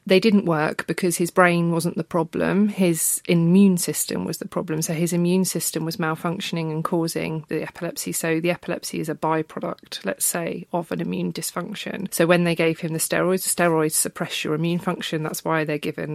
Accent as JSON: {"language": "English", "town": "Brighton", "region": "South East England", "country": "United Kingdom", "moved": "yes", "said": "And I'm from Brighton originally."}